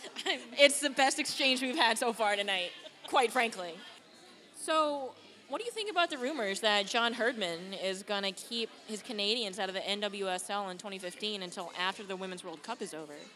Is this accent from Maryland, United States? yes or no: no; Boston, Massachusetts, United States; I'm from Boston